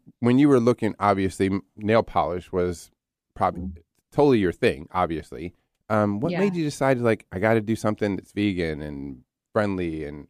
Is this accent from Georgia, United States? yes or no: no; New Jersey, United States; also born or lived in Philadelphia, Pennsylvania; now in Seattle, United States; I was born in Philly, raised in South Jersey.